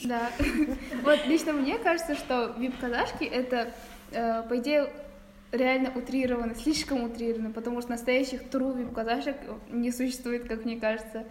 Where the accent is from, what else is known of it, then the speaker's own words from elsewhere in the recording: Kazakhstan; у нас в Казахстане